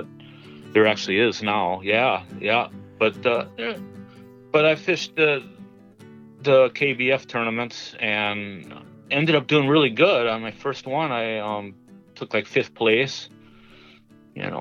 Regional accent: Minnesota, United States; I'm from Minnesota

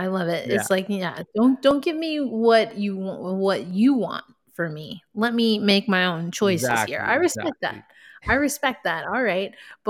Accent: New York, United States; I'm from the other coast. I'm a New Yorker, East Coast ride or die.

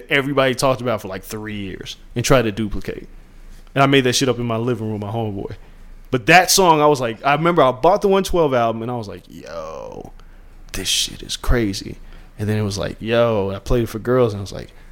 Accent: Las Vegas, Nevada, United States; moved away; growing up in Vegas, because it's unlike anywhere else. And I didn't know it until I left

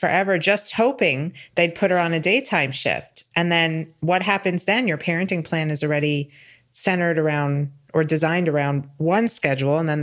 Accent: New York, United States; I'm a New Yorker

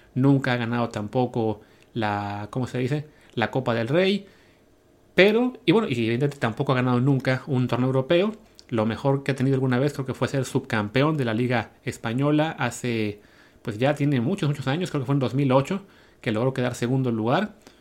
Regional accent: Mexico; como mexicanos

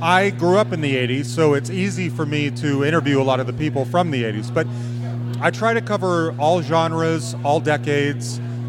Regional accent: Utah, United States; now in Denver, United States; I grew up in Utah.

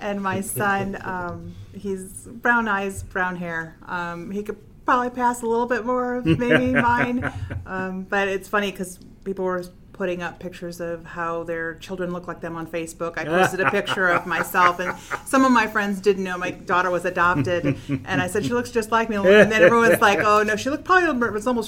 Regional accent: Fort Wayne, Indiana, United States; I am from Fort Wayne. My parents are from Texas

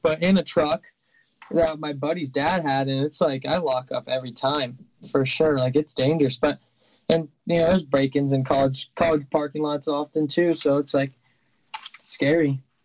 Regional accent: Boise, Idaho, United States; born or raised there; also born or lived in Tampa Bay, Florida; now in Montana, United States

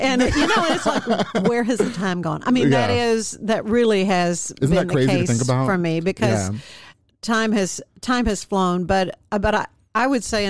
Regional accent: Waco, Texas, United States; Well, I am a native Wacoan.

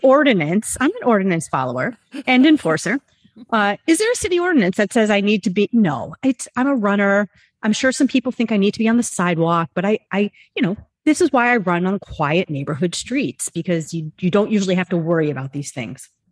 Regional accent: New York City, New York, United States; I'm from New York City

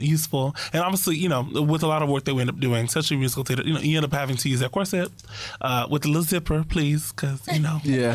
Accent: Miami, Florida, United States; moved away; also born or lived in North Carolina; I'm originally from Miami, Florida, and I went to school in North Carolina.

